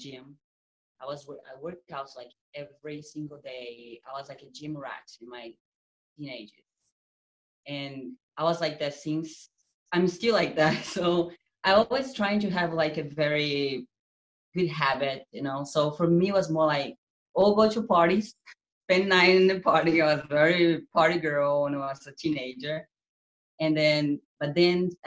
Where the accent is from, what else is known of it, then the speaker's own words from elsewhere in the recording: Brazil; English is a second language; moved away as an adult; also born or lived in Utah, United States; now in California, United States; I'm from Brazil, and I moved to America 4 years ago. So my English is like that, weird sometimes.